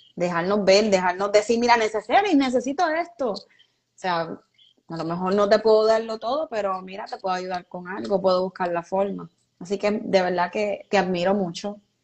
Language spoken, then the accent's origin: Spanish; Puerto Rico; una de las peores cosas que por lo menos yo he vivido como puertorriqueña fue María